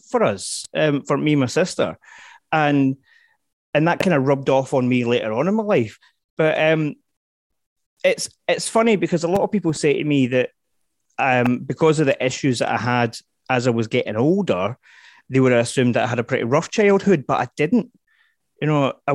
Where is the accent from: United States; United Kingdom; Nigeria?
United Kingdom; Glasgow, Scotland; growing up in the East End of Glasgow